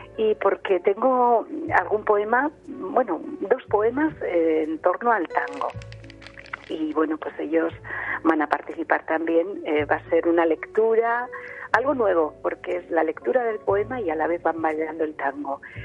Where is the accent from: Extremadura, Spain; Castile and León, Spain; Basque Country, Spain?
Basque Country, Spain; Vitoria-Gasteiz; yo soy de Vitoria, del norte, pero mis padres son de Jaén